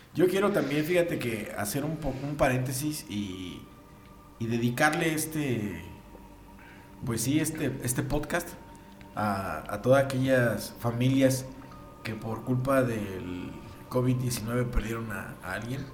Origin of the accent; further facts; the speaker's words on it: Mexico; así somos aquí los mexicanos